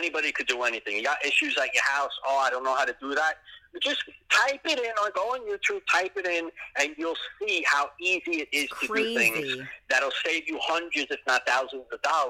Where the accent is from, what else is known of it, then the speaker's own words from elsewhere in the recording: New York City, New York, United States; moved away as an adult; now in Florida, United States; I was born and raised in Pelham Bay. Yep, that's my hometown.